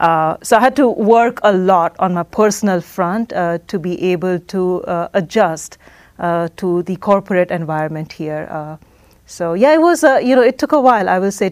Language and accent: English; Oman; now in United States; So growing up in Oman, minority, to begin with, and my entire life in Oman